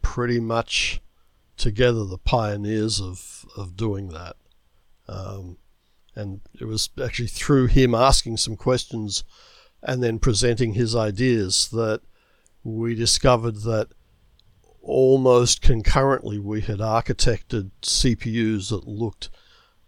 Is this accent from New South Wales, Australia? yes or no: no; Melbourne, Victoria, Australia; moved away as an adult; now in United States; I grew up in Melbourne, Australia